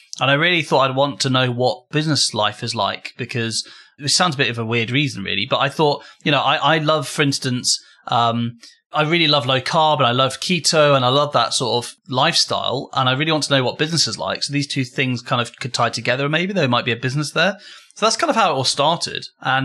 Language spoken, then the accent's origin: English; United Kingdom; We're British.